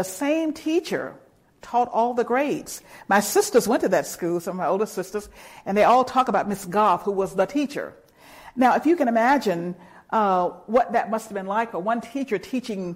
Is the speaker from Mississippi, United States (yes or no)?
yes; Olive Branch, Mississippi, United States; Olive Branch, my hometown, was only about 20 miles south of Memphis